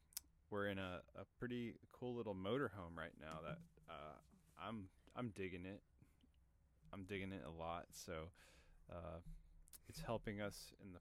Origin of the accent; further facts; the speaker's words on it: Tennessee, United States; moved away; coming from my home state of Tennessee, we get pretty bad storms a lot